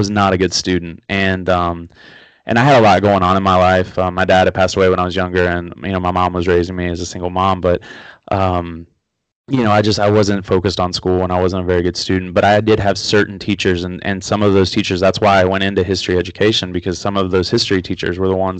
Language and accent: English; Huntington, West Virginia, United States; also born or lived in Florida; I grew up here in Huntington, West Virginia